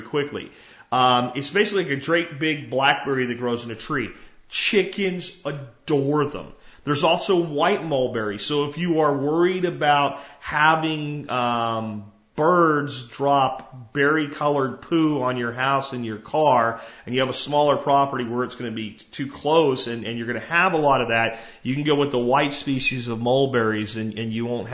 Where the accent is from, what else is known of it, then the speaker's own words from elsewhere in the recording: Jacksonville, Florida, United States; an apartment complex I grew up in Jacksonville, Florida in.